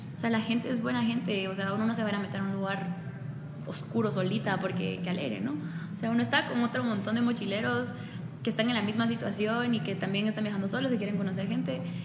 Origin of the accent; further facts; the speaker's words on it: Guatemala; moved away as an adult; now in Taiwan; mi propósito es siempre regresar a, mi tierra